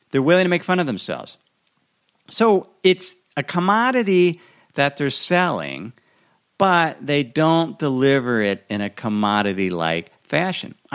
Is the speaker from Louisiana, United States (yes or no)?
no; Idaho, United States; my hometown in Idaho.